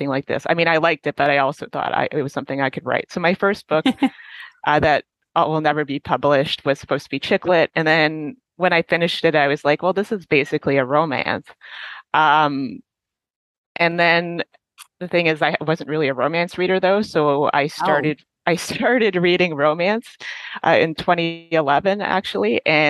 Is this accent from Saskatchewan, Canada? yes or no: no; Toronto, Ontario, Canada; I grew up in Toronto and that's where I live now. I've lived here my whole life, except when I was away at school.